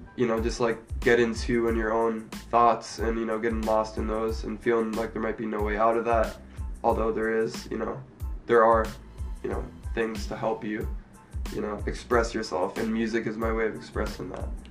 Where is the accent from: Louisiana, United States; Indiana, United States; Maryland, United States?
Maryland, United States; now in Columbus, United States; I'm from Maryland originally